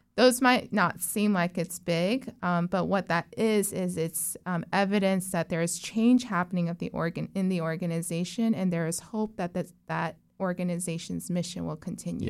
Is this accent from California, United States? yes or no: no; Orlando, Florida, United States; also born or lived in Texas / South Korea; I grew up in Azalea Cove, um, so, or Azalea Park, so that area